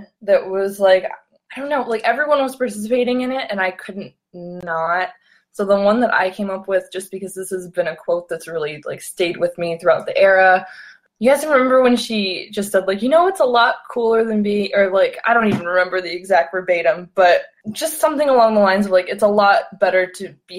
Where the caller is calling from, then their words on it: Chicago, Illinois, United States; I'm calling from... Chi-Town.